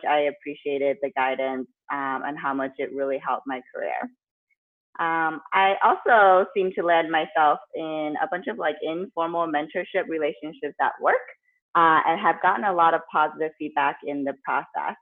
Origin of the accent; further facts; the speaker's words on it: the Bay Area, California, United States; I grew up in the Bay Area, went to college at Berkeley